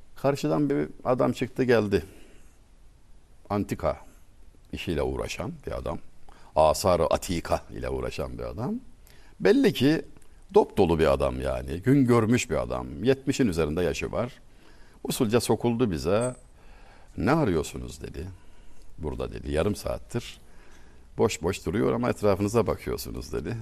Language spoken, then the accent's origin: Turkish; Çameli, Denizli, Turkey; moved away as an adult; now in Istanbul, Turkey; Denizli Çameli'de evdeyim.